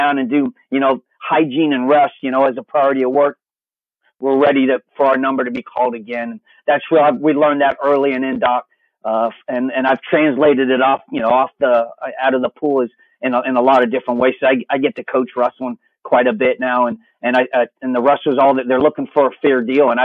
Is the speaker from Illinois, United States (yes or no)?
no; Virginia, United States; I grew up in Virginia